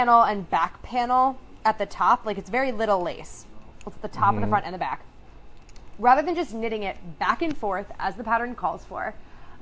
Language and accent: English; West Virginia, United States; moved away; also born or lived in New Jersey; I'm from West Virginia by way of New Jersey.